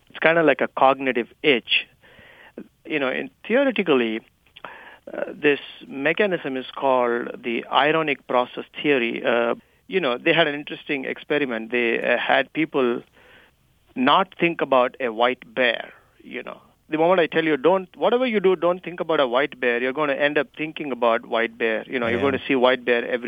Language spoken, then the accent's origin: English; India; accent: Indian; my Indian accent